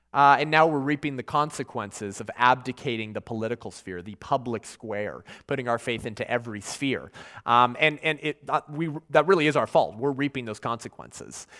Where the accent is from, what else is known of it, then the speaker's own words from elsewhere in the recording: California, United States; In my home state of California